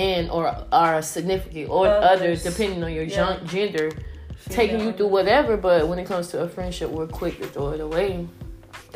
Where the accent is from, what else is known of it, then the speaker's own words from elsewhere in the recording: Miami, Florida, United States; now in Atlanta, United States; I'm from Miami